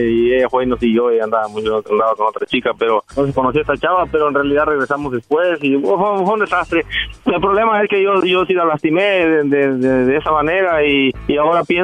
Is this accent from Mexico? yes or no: yes; Jalisco, Mexico; moved away; also born or lived in Guerrero; Ah, nací en Guerrero, me crié en Jalisco, pero nací en Guerrero.